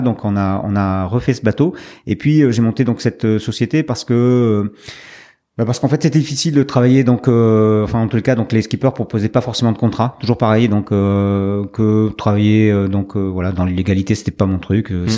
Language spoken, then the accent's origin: French; Médoc, Pointe de Grave, Nouvelle-Aquitaine, France; also born or lived in Nantes; Je suis né à Nantes, paradoxalement, mais mhm. euh, donc euh, de parents euh, médocains. il se trouve que très vite, donc à l'âge de six mois, j'ai rejoint donc le, le Médoc, la Pointe Médoc